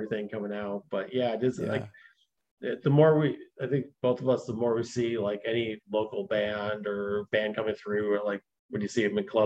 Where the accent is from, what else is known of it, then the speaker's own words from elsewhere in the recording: near Detroit, Michigan, United States; growing up near Detroit